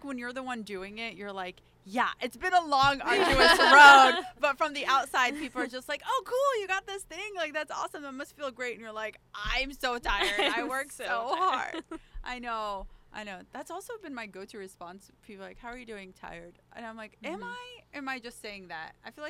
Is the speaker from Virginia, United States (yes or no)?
no; Alabama, United States; now in New York, United States; growing up in Alabama, it didn't occur to me, or growing up with immigrant parents, it did not occur to me that you could major in something like that, in TV and film and the arts.